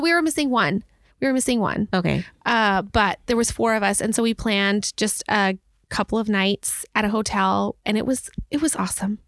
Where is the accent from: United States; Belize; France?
Belize; moved away; the home I grew up in in Belize